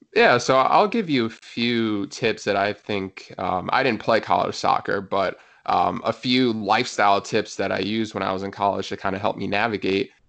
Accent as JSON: {"language": "English", "region": "New Jersey", "country": "United States", "tie": "born or raised there", "also_born_or_lived": "Pennsylvania / North Carolina", "said": "I was born and raised in New Jersey, so happy to be back in my home state"}